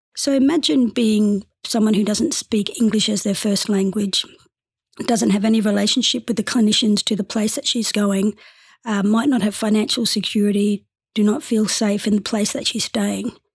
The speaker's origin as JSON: {"language": "English", "town": "Darwin", "region": "Northern Territory", "country": "Australia", "tie": "born or raised there", "also_born_or_lived": "West Kimberley / Broome / Derby", "said": "So born and raised in Darwin, but very much identify as coming from the West Kimberley"}